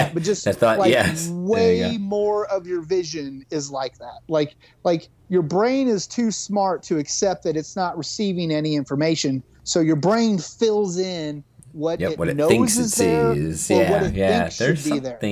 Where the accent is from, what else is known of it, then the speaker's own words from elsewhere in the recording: Kansas, United States; Kansas, my home state